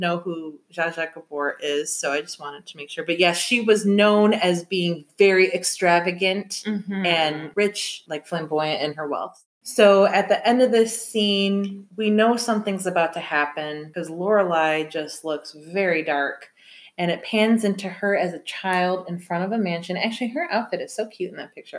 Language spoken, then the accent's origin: English; Michigan, United States; now in Chicago, United States; I'm from Michigan